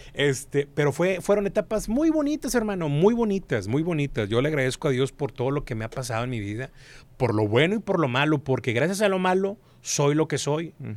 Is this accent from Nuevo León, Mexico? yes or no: yes; Monterrey, Nuevo León, Mexico; also born or lived in Durango; yo nací aquí en Monterrey.